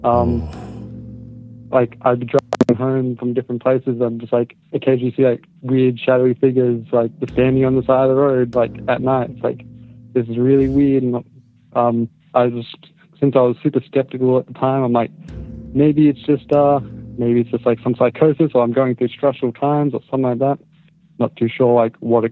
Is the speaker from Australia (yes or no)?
yes; Australia; I'm from Australia.